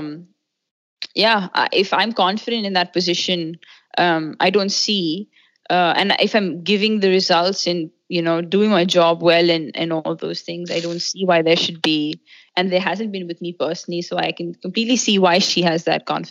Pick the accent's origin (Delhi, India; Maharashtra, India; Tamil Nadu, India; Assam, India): Delhi, India; when I was 8, I grew up in Delhi.